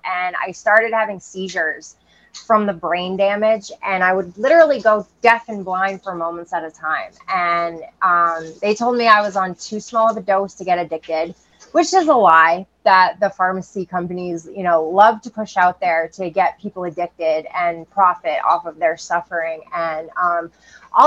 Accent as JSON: {"language": "English", "region": "Maine", "country": "United States", "tie": "born or raised there", "said": "I grew up in Maine"}